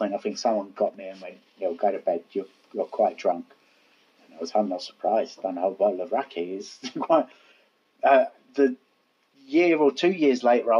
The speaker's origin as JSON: {"language": "English", "region": "London", "country": "United Kingdom", "accent": "Cockney", "said": "I've got a better Cockney accent, to be honest. it's not put on."}